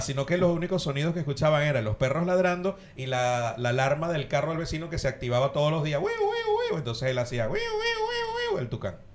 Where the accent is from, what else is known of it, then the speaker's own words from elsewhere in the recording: Ciudad Bolívar, Bolívar, Venezuela; now in Argentina; Nosotros somos de Bolívar, de Ciudad Bolívar, estamos muy cerca de la selva